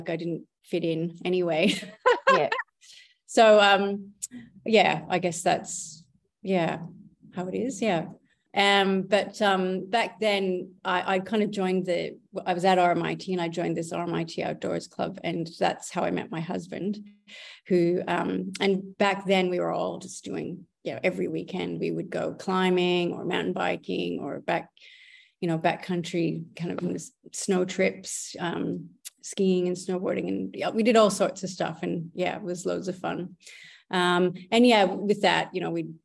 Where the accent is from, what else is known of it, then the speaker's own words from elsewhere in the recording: Grand Forks, North Dakota, United States; moved away as an adult; also born or lived in Montana / China / Perth; now in Melbourne, Australia; I was born in Grand Forks, North Dakota in the US.